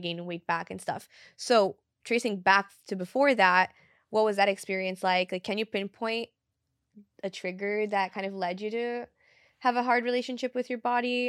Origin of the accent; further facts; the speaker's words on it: Brazil; moved away; Because I grew up in Brazil, I speak Portuguese fluently